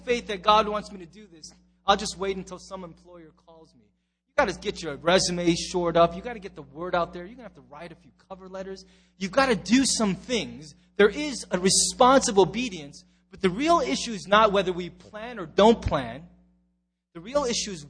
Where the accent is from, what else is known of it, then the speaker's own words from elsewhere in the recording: United States; as an American.